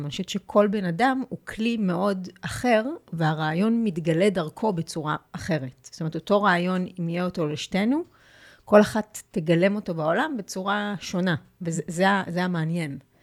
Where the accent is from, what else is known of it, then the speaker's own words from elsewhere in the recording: Petah Tikva, Central District, Israel; נולדתי בפתח תקווה, ויש לי, הייתה לי ילדות מאושרת